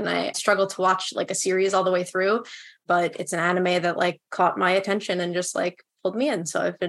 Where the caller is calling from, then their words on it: New York, United States; New York.